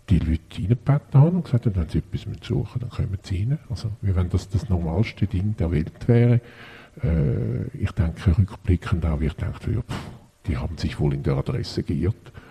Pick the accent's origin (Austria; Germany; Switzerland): Switzerland; habe auch sowohl da bei uns in der Schweiz gelebt wie im Ausland